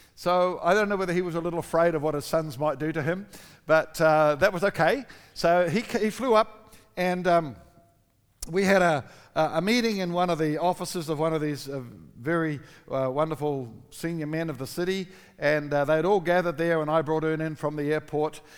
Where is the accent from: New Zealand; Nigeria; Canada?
New Zealand; moved away; also born or lived in Australia; I'm a Kiwi